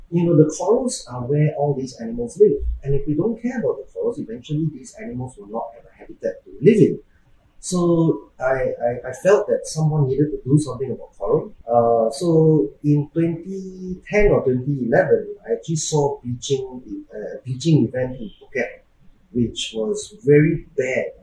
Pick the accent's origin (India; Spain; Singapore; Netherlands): Singapore; so, I'm Singaporean. I born and bred there